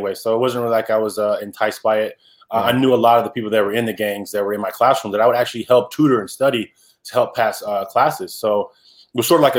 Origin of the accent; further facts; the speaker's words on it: Salinas, California, United States; also born or lived in Boston, Massachusetts / Seaside, California; I ended up growing up in Salinas, California, when my mother got remarried.